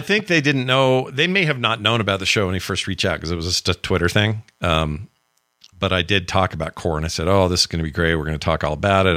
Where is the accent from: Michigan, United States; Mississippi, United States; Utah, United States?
Utah, United States; my home state